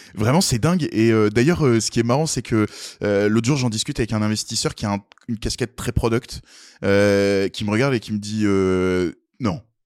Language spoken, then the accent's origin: French; Nancy area, Grand Est, France; on vient de Nancy, euh, même on a grandi euh, tous les quatre dans des pauvres patelins, des petits villages.